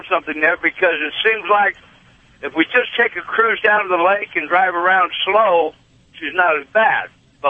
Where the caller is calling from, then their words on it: Iowa, United States; I'm in Iowa today.